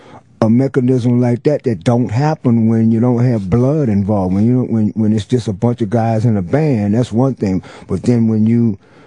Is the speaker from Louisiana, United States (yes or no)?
yes; New Orleans, Louisiana, United States; Yeah, it's like the neighborhood that I grew up in. Well, both of them, really. The Calliope Project is where I was born.